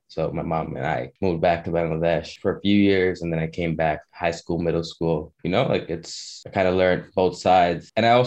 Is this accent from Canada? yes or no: yes; Toronto, Ontario, Canada; also born or lived in Montreal, Quebec; I was born in Montreal, Quebec, and we moved to Toronto